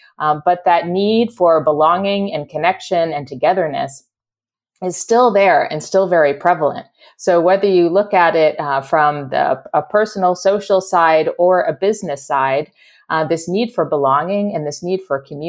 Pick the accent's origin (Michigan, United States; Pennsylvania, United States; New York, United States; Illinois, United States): Pennsylvania, United States; moved away; I was visiting the hometown I grew up in Pennsylvania a few months ago.